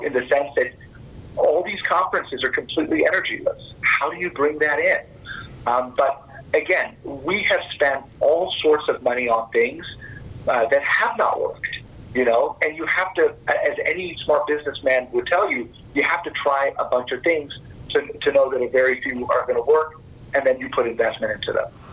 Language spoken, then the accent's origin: English; Fort Worth, Texas, United States; I was born and raised in Fort Worth, Texas